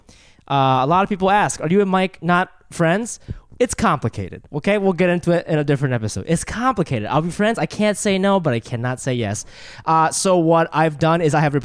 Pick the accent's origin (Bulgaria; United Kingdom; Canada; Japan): Japan; I was born in Japan